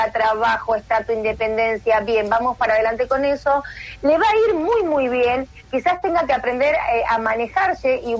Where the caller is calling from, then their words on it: Remedios de Escalada, Buenos Aires Province, Argentina; Soy … de Remedios de Escalada.